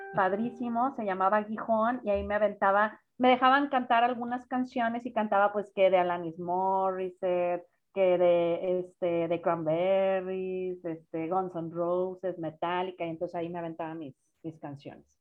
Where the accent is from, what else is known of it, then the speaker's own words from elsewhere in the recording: Guadalajara, Jalisco, Mexico; now in Monterrey, Mexico; yo soy de Guadalajara, pero tengo 18 años viviendo en Monterrey, si no es que 20